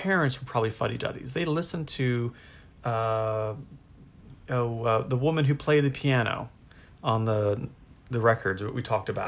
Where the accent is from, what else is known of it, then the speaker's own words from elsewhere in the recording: United States; I'm American